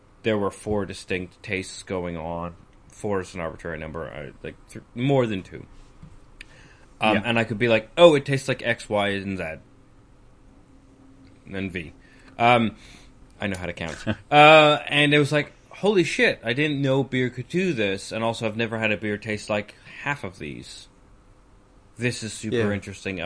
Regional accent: Alberta, Canada; now in United Kingdom; I grew up in Alberta

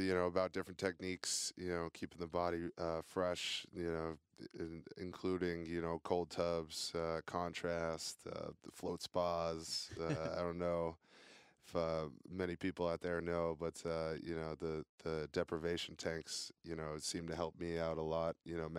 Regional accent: New Hampshire, United States; And I'm actually originally, you know, from the Northeast. {S1} Yep. {S4} You know, I'm from New Hampshire. So not too far away from home.

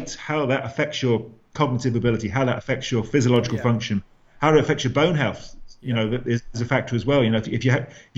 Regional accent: England, United Kingdom; also born or lived in Ireland; now in Limerick, Ireland; I'm English.

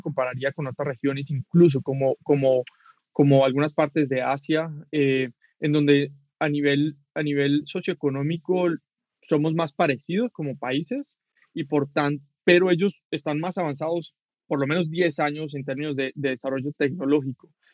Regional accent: Cali, Valle del Cauca, Colombia; moved away as an adult; now in Mexico; soy colombiano, vivo en México hace siete años

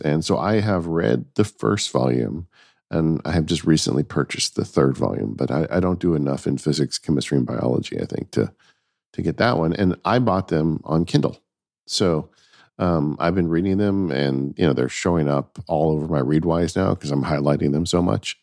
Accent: Southern California, United States; I grew up in Southern California.

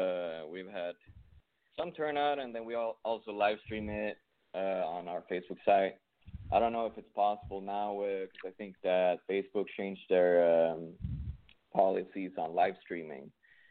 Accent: Sweden; English is a second language; moved away as an adult; now in United States; So I came here from Sweden about 4 years ago.

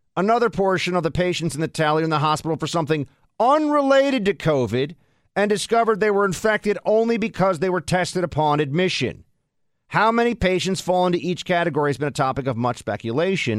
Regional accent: New York, United States; I grew up here in New York

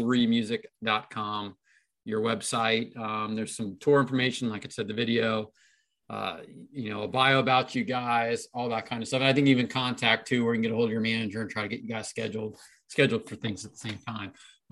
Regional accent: Cincinnati, Ohio, United States; now in Columbus, United States; I'm in Columbus, Ohio, but I'm from Cincinnati.

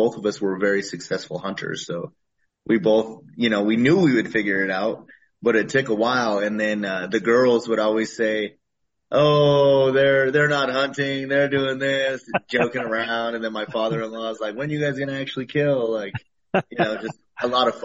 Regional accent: Colorado, United States; I am born and raised in Colorado

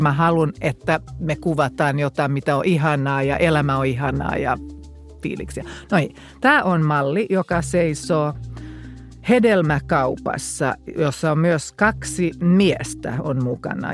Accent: Finland; mä tulin kotiin käymään Suomeen

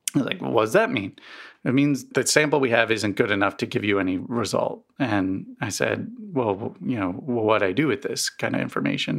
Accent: East Coast, United States; now in Missouri, United States; I grew up on the East Coast um and never really had allergies until I moved to Missouri.

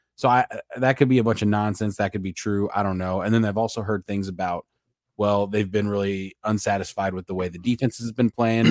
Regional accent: St. Louis, Missouri, United States; we're from St. Louis

